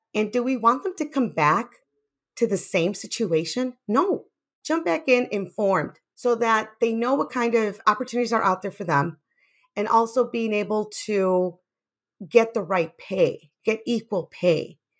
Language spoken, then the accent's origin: English; Chicago, Illinois, United States; I grew up in Little Village in Chicago